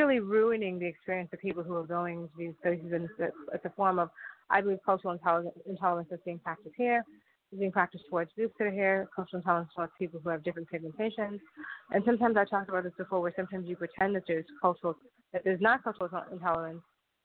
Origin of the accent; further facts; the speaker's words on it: United States; as an American